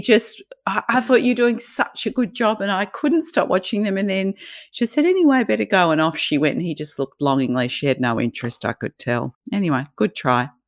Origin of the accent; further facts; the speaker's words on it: Australia; accent: Australian; Australian, can't you tell?